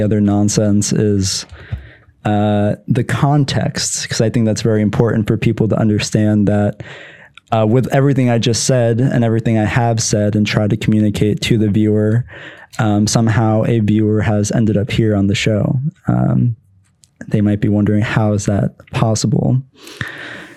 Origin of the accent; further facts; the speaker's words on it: Pennsylvania, United States; I'm from Pennsylvania